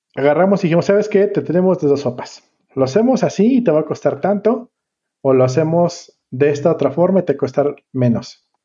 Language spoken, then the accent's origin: Spanish; Colima, Mexico; vengo de Colima